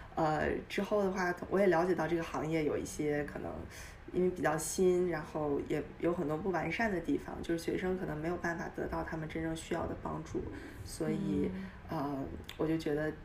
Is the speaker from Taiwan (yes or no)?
no; Dalian, Liaoning, China; moved away as an adult; also born or lived in Beijing; now in United States; 我是在中国长大的，我，我家乡是大连，然后嗯。，呃，我去北京，在北大读的本科，读了四年，读的是经济和金融